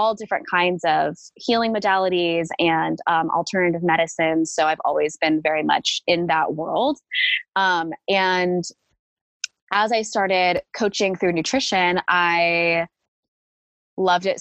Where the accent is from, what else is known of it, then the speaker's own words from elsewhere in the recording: Fresno, California, United States; I grew up in Fresno, California